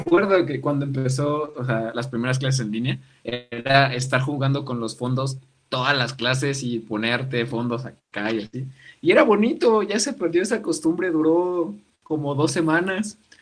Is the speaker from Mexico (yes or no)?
yes; Mexico; como mexicano